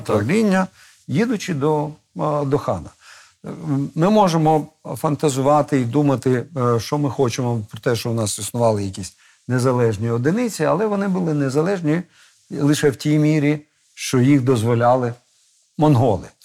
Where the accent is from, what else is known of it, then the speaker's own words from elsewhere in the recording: Kamianske, Dnipropetrovsk Oblast, Ukraine; Той бік кордону це моя мала батьківщина, звідки я е, з'явився на цей світ Божий